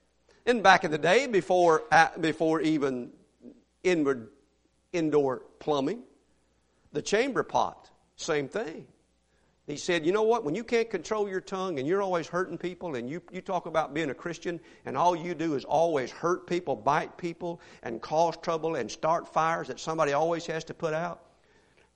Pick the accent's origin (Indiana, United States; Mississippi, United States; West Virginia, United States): Mississippi, United States; now in Houston, United States; I grew up in Mississippi where everybody dipped snuff